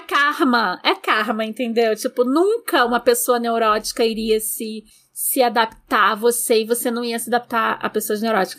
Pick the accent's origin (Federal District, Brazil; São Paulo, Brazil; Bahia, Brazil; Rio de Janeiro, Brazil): Rio de Janeiro, Brazil; A gente veio da Vila da Penha, classe média bem baixa, baixa, baixa